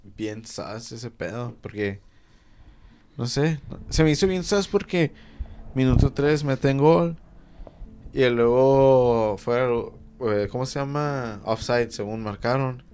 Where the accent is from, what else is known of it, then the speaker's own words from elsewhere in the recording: Mexico; soy mexicano.